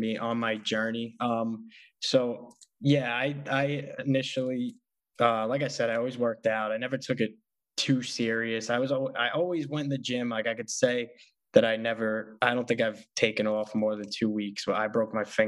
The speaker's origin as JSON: {"language": "English", "town": "New York City", "region": "New York", "country": "United States", "tie": "born or raised there", "said": "I'm from Staten Island, so it's small"}